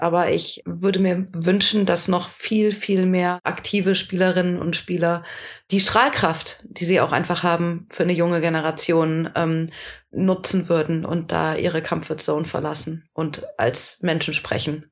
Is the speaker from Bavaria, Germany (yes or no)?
no; Ruhr area, North Rhine-Westphalia, Germany; ich komme aus dem Ruhrgebiet